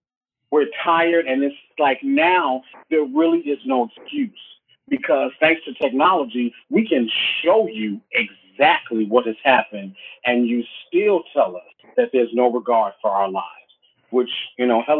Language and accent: English; United States